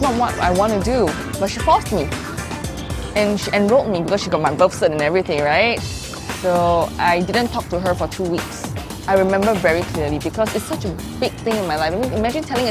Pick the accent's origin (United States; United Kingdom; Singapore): Singapore; I'm from Singapore.